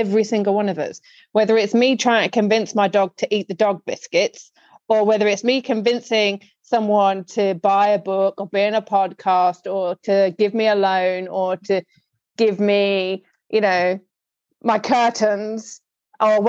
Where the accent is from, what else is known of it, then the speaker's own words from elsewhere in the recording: United Kingdom; me as a Brit